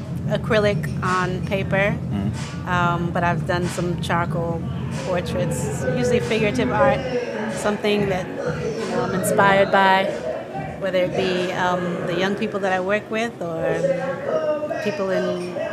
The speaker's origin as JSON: {"language": "English", "town": "Boston", "region": "Massachusetts", "country": "United States", "said": "Boston, Massachusetts."}